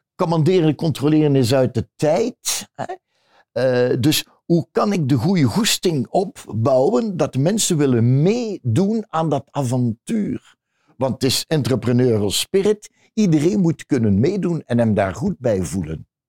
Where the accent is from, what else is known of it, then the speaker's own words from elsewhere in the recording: Ghent, Flanders, Belgium; Nee, ik ben niet van Antwerpen. Eh, ik ben van Gent